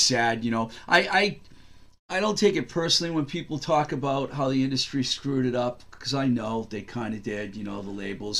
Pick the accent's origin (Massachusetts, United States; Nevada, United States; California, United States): Massachusetts, United States; Webster; I'm from Webster